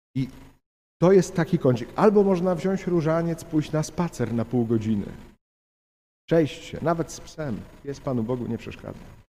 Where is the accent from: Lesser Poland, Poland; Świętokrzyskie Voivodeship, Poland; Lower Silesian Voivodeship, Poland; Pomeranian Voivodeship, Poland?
Świętokrzyskie Voivodeship, Poland; Ostrowiec Świętokrzyski; ja pochodzę z Ostrowca Świętokrzyskiego